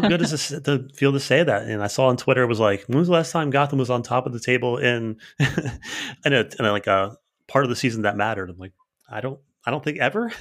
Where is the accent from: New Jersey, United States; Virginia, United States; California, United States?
New Jersey, United States; Bridgewater; I'm from Bridgewater